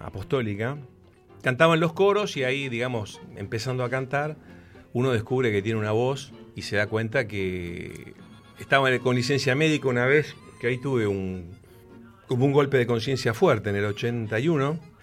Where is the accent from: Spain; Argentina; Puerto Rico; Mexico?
Argentina; Buenos Aires; Nací en Capital Federal, soy bien porteño, padre y madre entrerrianas